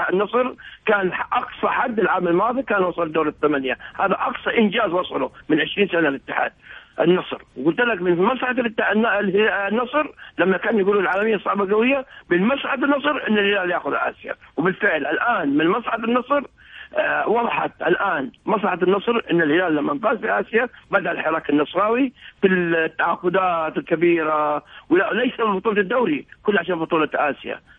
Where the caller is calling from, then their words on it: Egypt; يعني من مصر